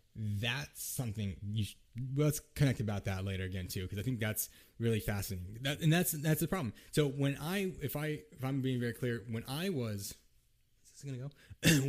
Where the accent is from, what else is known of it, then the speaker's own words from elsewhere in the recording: United States; I am Japanese American. I'm mixed race